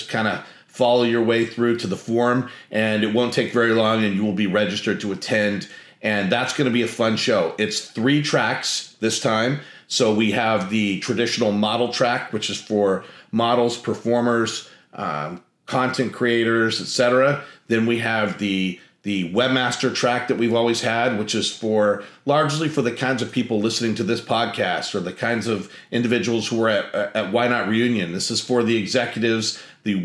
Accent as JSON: {"language": "English", "town": "Monterey", "region": "California", "country": "United States", "tie": "born or raised there", "also_born_or_lived": "Sacramento, California", "moved": "as an adult", "lives_now": "Austin, United States", "said": "I grew up in Monterey, California. I'm in Austin, Texas now, but I grew up in Monterey, California"}